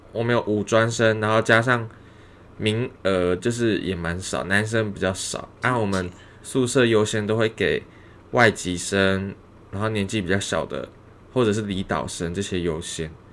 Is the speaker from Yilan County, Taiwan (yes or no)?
no; Changhua County, Taiwan; moved away as an adult; now in Taichung, Taiwan; 我老家在彰化